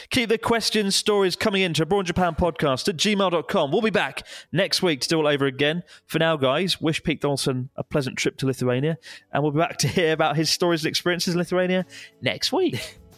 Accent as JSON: {"language": "English", "region": "Madeira", "country": "Portugal", "second_language": "English", "lives_now": "Antwerp, Belgium", "said": "I'm Portuguese from Madeira Island, currently living in Antwerp, Belgium."}